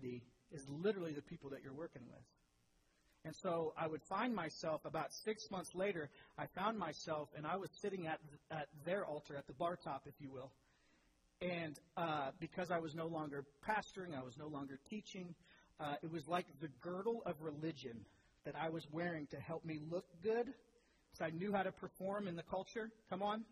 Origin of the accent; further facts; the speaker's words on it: Speedway, Indiana, United States; I grew up in Speedway. I was a spark plug.